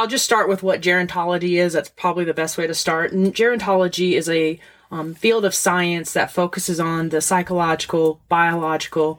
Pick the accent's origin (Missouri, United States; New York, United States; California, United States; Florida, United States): Florida, United States; moved away as an adult; I am originally from Florida.